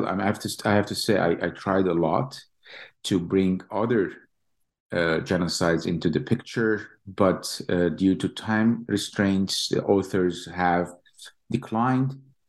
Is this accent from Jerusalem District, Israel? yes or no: yes; East Jerusalem, Jerusalem District, Israel; now in Lincoln, United States; As you know, Roberto, I was born and raised in East Jerusalem, graduated from the Hebrew University and came to Columbia